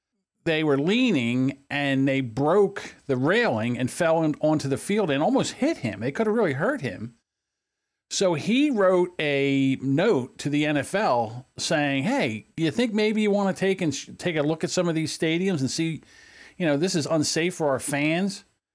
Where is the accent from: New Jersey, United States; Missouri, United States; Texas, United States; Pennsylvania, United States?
New Jersey, United States; accent: South Jersey; my South Jersey accent? And then, and we don't get snow around here